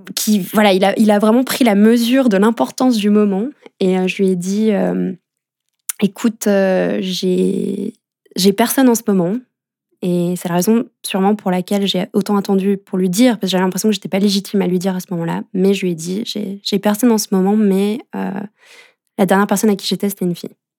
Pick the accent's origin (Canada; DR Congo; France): France; moved away as an adult; now in Geneva, Switzerland; j'ai grandi en France